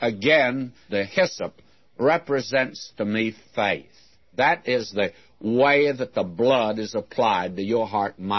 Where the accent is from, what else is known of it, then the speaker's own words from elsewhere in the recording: the South, United States; I was brought up in the South where we had hot biscuits